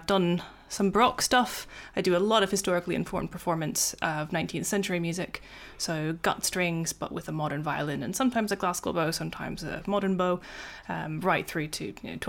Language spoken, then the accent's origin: English; United States; I grew up in America